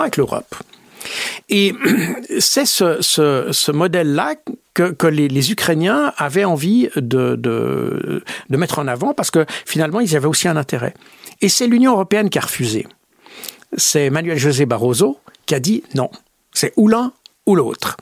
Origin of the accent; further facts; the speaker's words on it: Switzerland; je suis suisse, mais avec euh, une bonne partie de ma famille qui est française